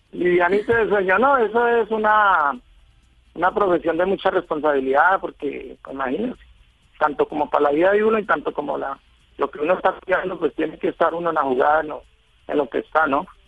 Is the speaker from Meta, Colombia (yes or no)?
yes; Villavicencio, Meta, Colombia; Yo, yo soy de Villavicencio, vivo en Villavicencio hace mucho tiempo ya.